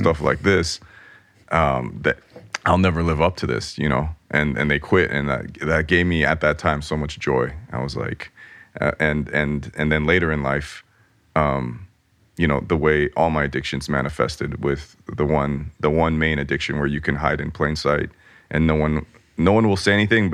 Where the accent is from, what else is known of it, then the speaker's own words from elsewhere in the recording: Los Angeles, California, United States; growing up in Los Angeles